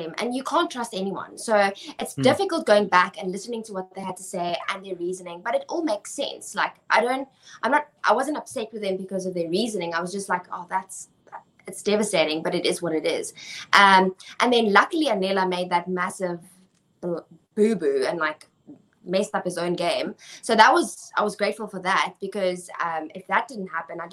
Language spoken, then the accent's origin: English; South Africa